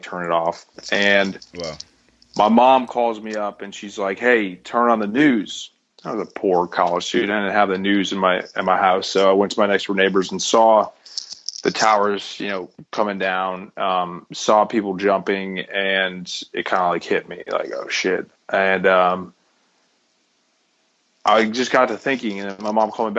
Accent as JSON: {"language": "English", "region": "Connecticut", "country": "United States", "said": "I'm from Connecticut."}